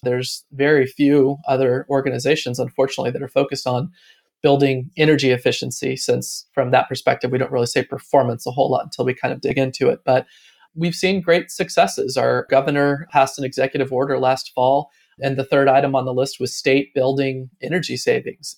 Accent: Atlanta, Georgia, United States; moved away as an adult; also born or lived in Austin, Texas; now in Raleigh, United States; I grew up in Atlanta and went to Austin, Texas to kind of find myself in my late twenties

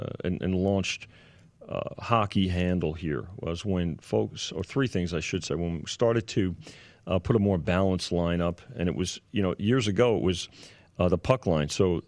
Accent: New York metropolitan area, United States; moved away as an adult; now in Las Vegas, United States; growing up in the New York metropolitan area

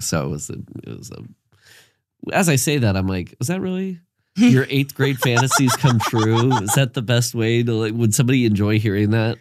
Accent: Iowa, United States; I'm from Iowa

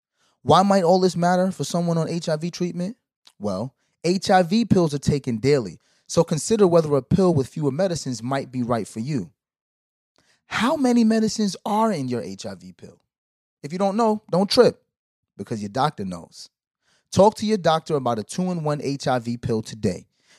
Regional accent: Brooklyn, New York, United States; I know I'm from Brooklyn.

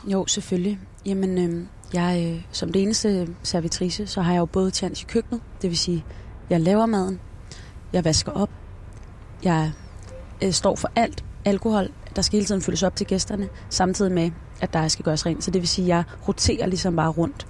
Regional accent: Denmark; also born or lived in Esbjerg; Jeg er vokset op i Rankeby og øh, uddannet fra Esbjerg

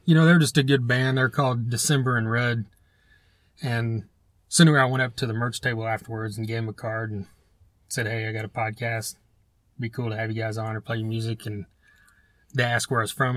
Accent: Broken Arrow, Oklahoma, United States; I'm from Broken Arrow

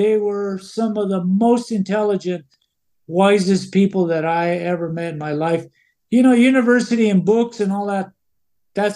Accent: Mora, New Mexico, United States; moved away as an adult; growing up in Mora

